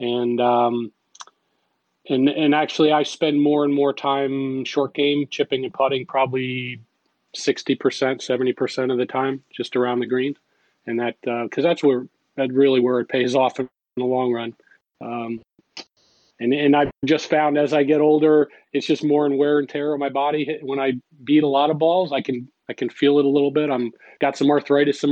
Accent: Guilderland, New York, United States; I grew up in Gilderland, New York. It's just right outside of Albany, New York

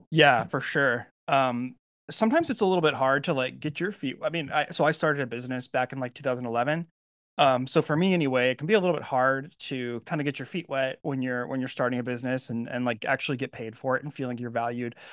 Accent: California, United States; I'm from California

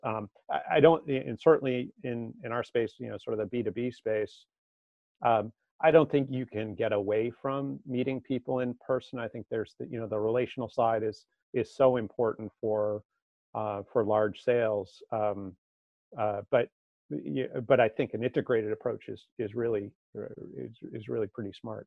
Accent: Marblehead, Massachusetts, United States; no in massachusetts uh, just northeast okay. of boston in a little, little town called marblehead

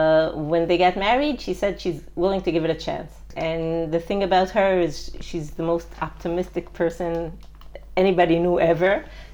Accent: Ramat Gan, Tel Aviv District, Israel; I was born in Israel. I grew up in Ramat Gan. I had the good fortune of my parents making Aliyah many years before I was born.

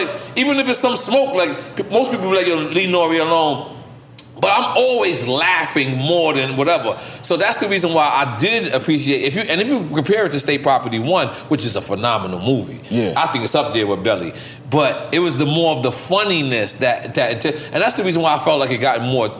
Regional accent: Philadelphia, Pennsylvania, United States; Listen, I'm from Philadelphia niggas together.

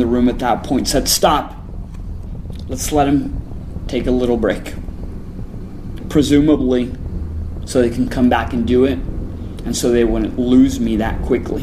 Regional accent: El Paso, Texas, United States; I grew up in El Paso, which is border town with Juarez

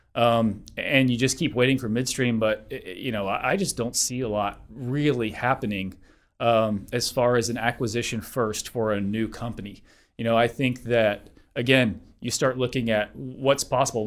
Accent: Denver, Colorado, United States; I'm from Denver.

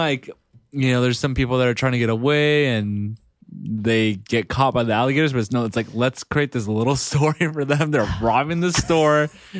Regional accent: California, United States; I'm from California, man.

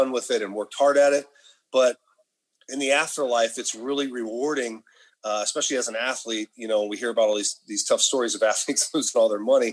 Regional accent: Sacramento, California, United States; we grew up in Sacramento, went to a high school, Rancho Cordova

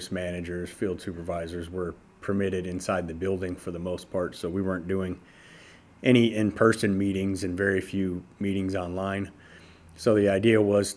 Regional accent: Detroit, Michigan, United States; moved away as an adult; also born or lived in Las Vegas, Nevada; now in Lancaster, United States; I grew up in Detroit, started plumbing there when I was a teenager. At around 24 years old, I moved to Las Vegas

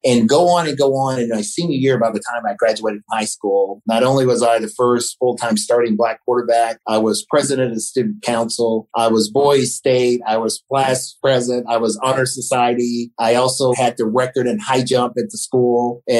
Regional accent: Florence, Alabama, United States; also born or lived in Center Star, Alabama; So I'm from Florence, Alabama. That's a place in Northwest Alabama.

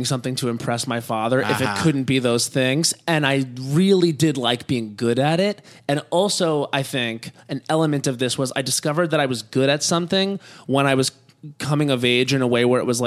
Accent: Long Island, New York, United States; On Long Island. Uh-huh. Yeah, and so I grew up there

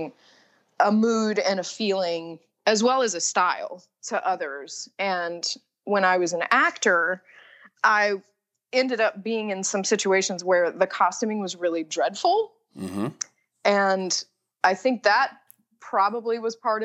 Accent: Nashville, Tennessee, United States; I am from Nashville, Tennessee, and I went to Hume Fogg, which is an accelerated magnet program and the oldest public school in Nashville

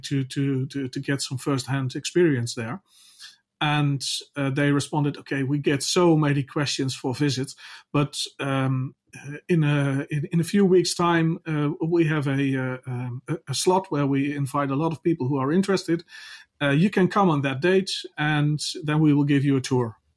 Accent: Netherlands; I'm from the Netherlands

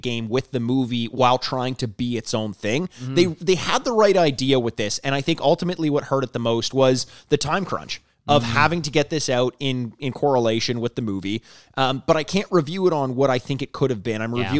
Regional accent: United Kingdom; I'm the British author of the podcast where I got paid per word.

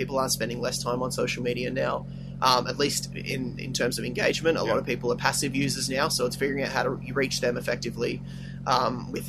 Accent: Australia; as an Australian band

